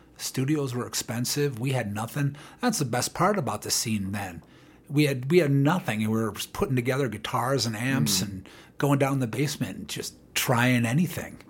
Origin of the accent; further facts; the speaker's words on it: Chicago, Illinois, United States; moved away as an adult; now in Boulder, United States; I'm originally from Chicago